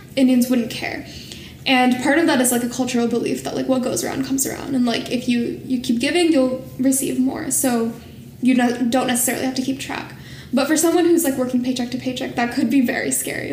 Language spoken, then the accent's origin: English; Bay Area, California, United States; moved away as an adult; also born or lived in Washington State; now in Washington, D.C., United States; growing up in the Bay Area